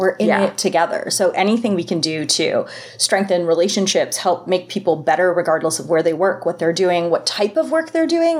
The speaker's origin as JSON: {"language": "English", "country": "Canada", "said": "I am Canadian."}